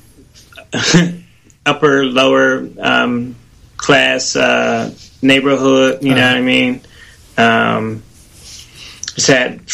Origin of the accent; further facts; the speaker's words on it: Pittsburgh, Pennsylvania, United States; moved away as an adult; now in Atlanta, United States; I'm from Pittsburgh, PA.